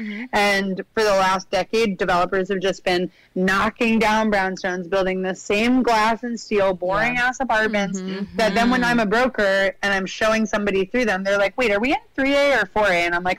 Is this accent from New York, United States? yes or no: yes; New York City, New York, United States; now in Brooklyn, United States; growing up in Manhattan